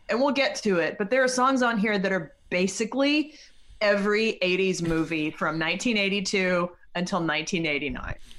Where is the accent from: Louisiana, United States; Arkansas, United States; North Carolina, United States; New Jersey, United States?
North Carolina, United States; Black Mountain; I grew up in Black Mountain, North Carolina